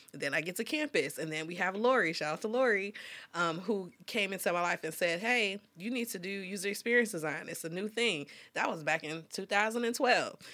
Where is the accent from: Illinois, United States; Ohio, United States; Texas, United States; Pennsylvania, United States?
Illinois, United States; Dolton; I'm from Dalton, Illinois, and it's the Chicagoland area